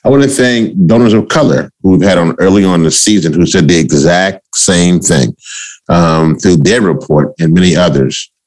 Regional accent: Louisiana, United States; I'm also from Louisiana

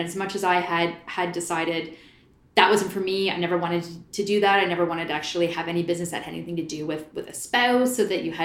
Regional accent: Port Hope, Ontario, Canada; also born or lived in Oshawa; I was born in Oshawa, but moved to Port Hope when I was about four

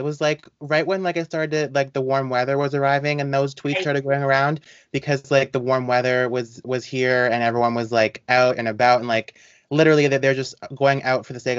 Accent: Canada; are not American. We are from Canada.

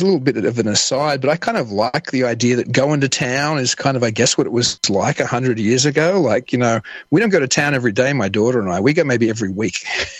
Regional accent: Sydney, New South Wales, Australia; moved away as an adult; now in Amherst, United States; I'm from Sydney, Australia

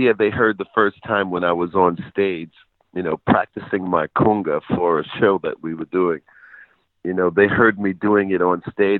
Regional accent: New York City, New York, United States; when I was growing up in Queensbridge Projects

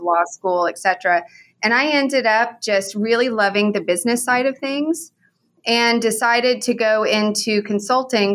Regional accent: Oklahoma, United States; moved away as an adult; also born or lived in San Antonio / Houston; now in Oklahoma City, United States; I grew up in Oklahoma and from an oil and gas family.

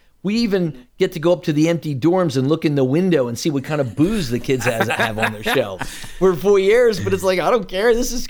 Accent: New York, United States; It's like I'm a New Yorker. I miss just seeing people who sneer at me.

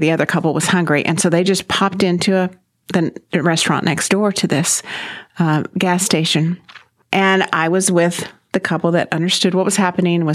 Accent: Corpus Christi, Texas, United States; also born or lived in Fort Worth / Wimberley; now in Mansfield, United States; I was 3 or 4 years old when my family moved to Corpus Christi. So I grew up really in Corpus Christi

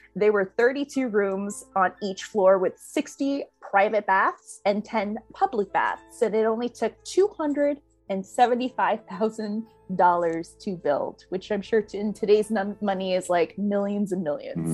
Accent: New Orleans, Louisiana, United States; moved away; I'm originally from New Orleans

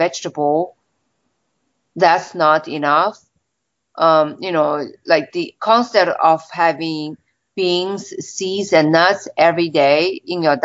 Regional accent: China; moved away as an adult; when I was growing up in China

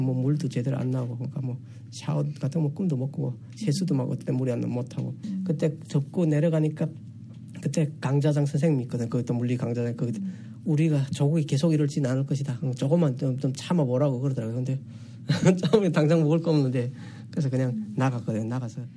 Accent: North Korea; moved away as an adult; also born or lived in South Korea; now in Texas, United States; 북한에서 왔다는 걸

